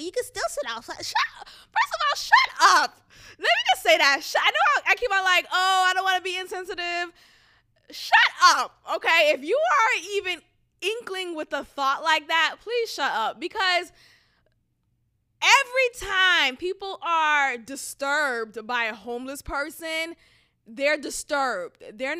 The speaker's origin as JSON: {"language": "English", "town": "Boston", "region": "Massachusetts", "country": "United States", "said": "coming from where I came from Boston, like, I'm always aware"}